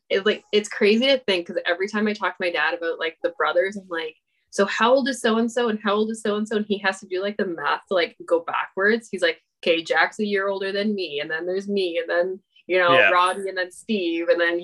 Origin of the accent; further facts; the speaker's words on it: Barrie, Ontario, Canada; also born or lived in Toronto; I was born in Toronto. Okay. My parents moved up to Barrie when I was 6 months old.